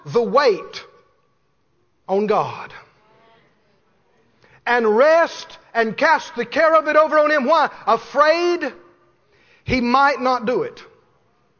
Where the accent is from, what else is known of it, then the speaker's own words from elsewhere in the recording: Mississippi, United States; I come from Mississippi. We use small words a lot of times where I grew up.